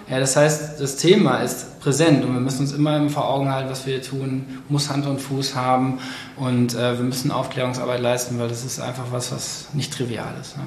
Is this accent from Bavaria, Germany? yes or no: no; Cologne, North Rhine-Westphalia, Germany; ich komme ja aus Köln, aus der Innenstadt irgendwo und mein ganzer Freundeskreis ist im Endeffekt auch hier